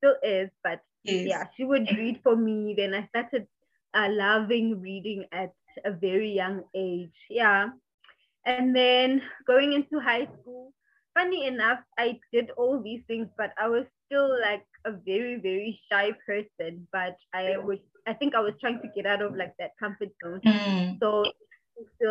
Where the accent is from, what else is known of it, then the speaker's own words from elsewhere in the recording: South Africa; I grew up in Freedom Park, which was back then in my childhood, it was like an informal settlement. But now it's like a formal township.